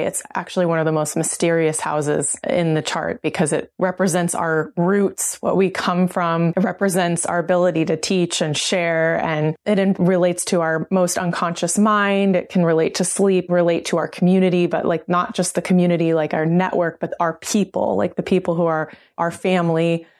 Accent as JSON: {"language": "English", "region": "Oklahoma", "country": "United States", "tie": "born or raised there", "said": "I'm a member of the Cherokee Nation, I grew up in Oklahoma"}